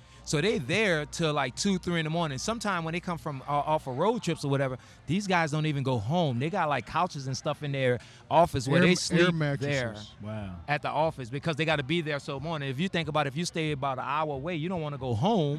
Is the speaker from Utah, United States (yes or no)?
no; New Orleans, Louisiana, United States; I'm from New Orleans, born and raised